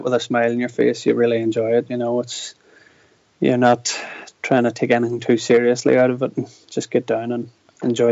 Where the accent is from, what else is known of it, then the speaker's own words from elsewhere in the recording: Draperstown, Northern Ireland, United Kingdom; I'm originally from Draperstown, so Dava would have been my local trail.